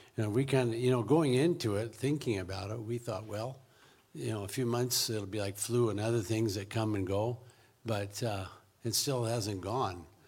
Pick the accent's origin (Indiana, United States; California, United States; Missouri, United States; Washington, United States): Washington, United States; Richland; moved away as an adult; now in Zimbabwe; I was born in Richland